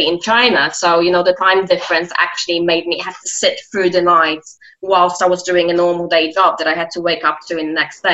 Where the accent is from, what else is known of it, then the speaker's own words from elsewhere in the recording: Poland; moved away as an adult; now in London, United Kingdom; I'm originally Polish. Yes, I'm from Poland